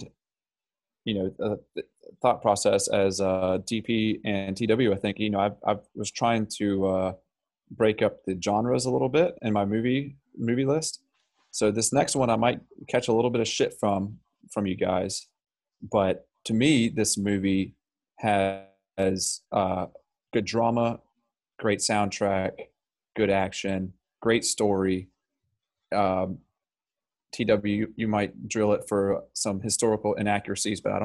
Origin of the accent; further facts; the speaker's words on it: North Carolina, United States; it was filmed in my home state